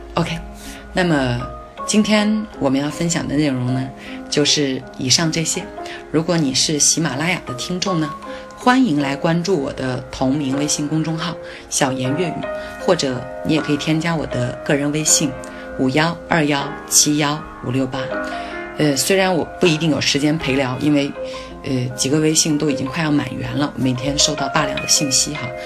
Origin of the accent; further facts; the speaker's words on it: China; 我们中国人